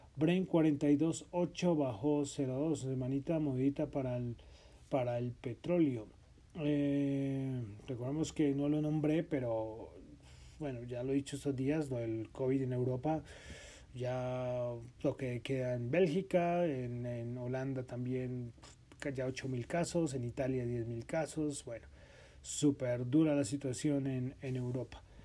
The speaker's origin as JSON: {"language": "Spanish", "country": "Colombia", "said": "estamos aquí en Bogotá, somos colombianos"}